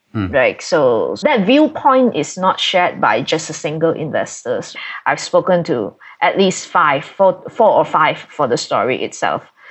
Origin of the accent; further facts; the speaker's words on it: Malaysia; being a Malaysian and based here in Kuala Lumpur